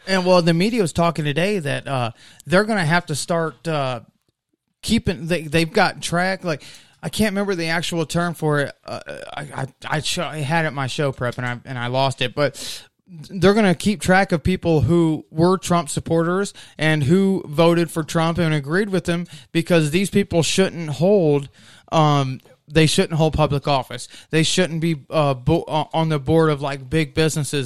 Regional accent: United States; American citizens

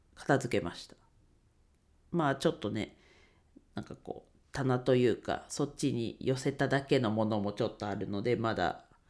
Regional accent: Ninohe, Iwate, Japan; 地元岩手県二戸市で レンタル スペースを使って 遊び場を提供しています

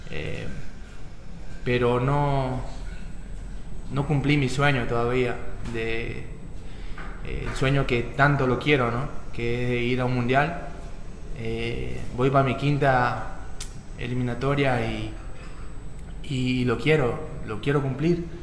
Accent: Santa Cruz de la Sierra, Santa Cruz, Bolivia; a la gente de acá, de mi pueblo

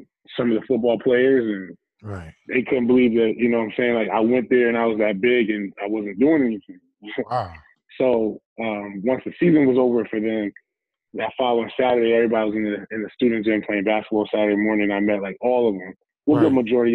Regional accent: Bridgeport, Connecticut, United States; also born or lived in New Haven, Connecticut; I was born in New Haven, grew up in Bridgeport, Connecticut

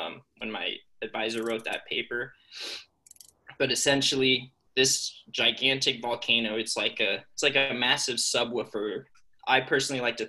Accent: Las Vegas, Nevada, United States; moved away as an adult; now in Boise, United States; I'm from Las Vegas

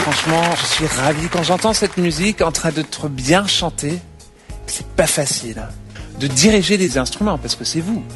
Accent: Beirut, Beirut Governorate, Lebanon; je suis né à Beyrouth.

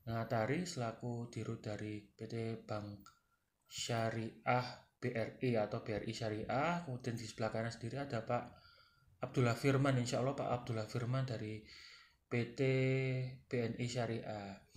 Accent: Sidoarjo, East Java, Indonesia; Halo rek, aku orang Darjo. Piye kabar rek?

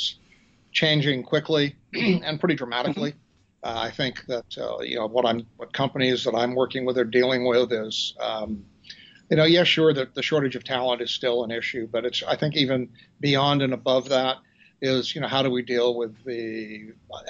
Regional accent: Vermont, United States; now in New Orleans, United States; I grew up in Vermont

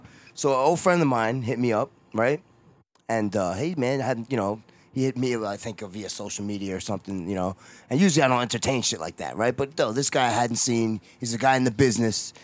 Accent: New York, United States; I'm from New York

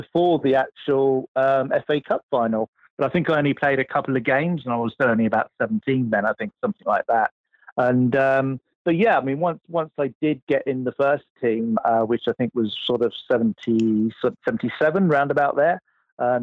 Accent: Havant, South East England, United Kingdom; also born or lived in Emsworth; I was born in Emsworth. Yep. Lived in a place called Bedhampton, which is near Havant, just down the road from there. Yeah. No, that's where I came from originally.

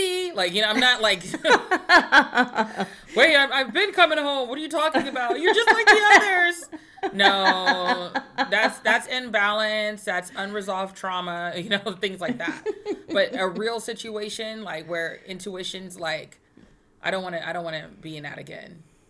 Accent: Texas, United States; I'm a Texan

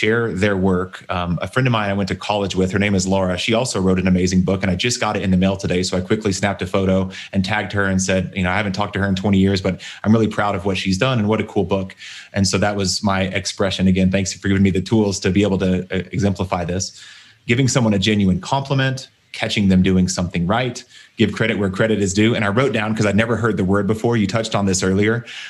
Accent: Texas, United States; I was raised in Texas

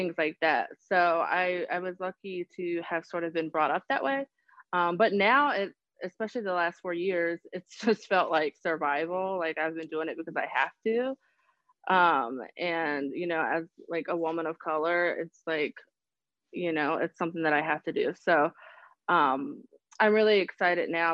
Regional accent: Charlotte, North Carolina, United States; I am actually born and raised in Charlotte

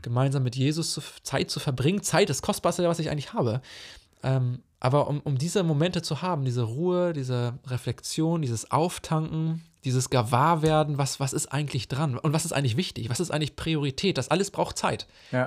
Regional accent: Germany; moved away as an adult; also born or lived in Zambia; wo ich nach Hause komme oder nach meine alte Heimat nach Deutschland

